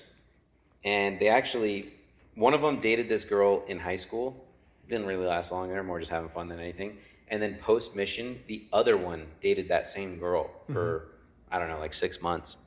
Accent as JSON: {"language": "English", "town": "Las Vegas", "region": "Nevada", "country": "United States", "tie": "born or raised there", "said": "I went to Lake Mead once when I was growing up in Vegas"}